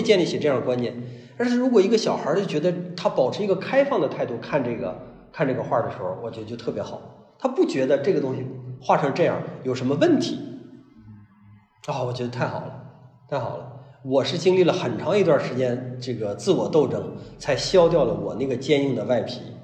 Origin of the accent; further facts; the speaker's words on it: Hebei, China; moved away; 我老家是河北人，呃，我老家里边儿有叔叔，啊，姑姑，表亲，表亲，啊，什么这些都有